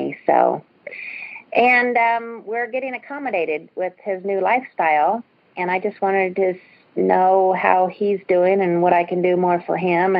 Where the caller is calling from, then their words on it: Springfield, Missouri, United States; I'm calling from Springfield, Missouri.